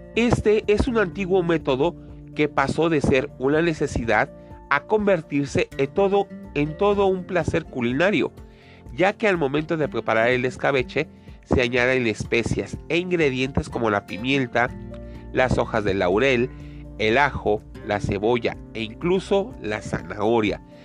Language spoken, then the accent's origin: Spanish; Mexico